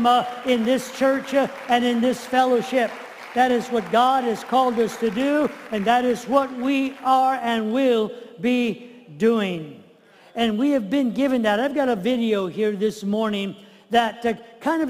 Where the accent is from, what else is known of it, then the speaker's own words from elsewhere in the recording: United States; as Americans as well as Christians